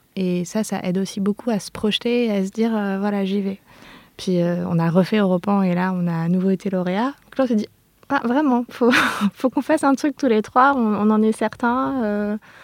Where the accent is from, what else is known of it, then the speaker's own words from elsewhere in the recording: Clermont-Ferrand, Auvergne-Rhône-Alpes, France; moi je suis née à Clermont-Ferrand en plein centre-ville